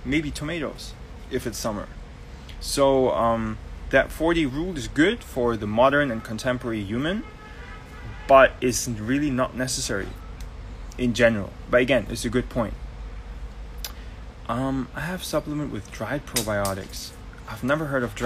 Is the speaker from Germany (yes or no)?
yes; Germany; now in Barbados; I'm Turkish Georgian, but right now I'm in Barbados, born and raised in Germany.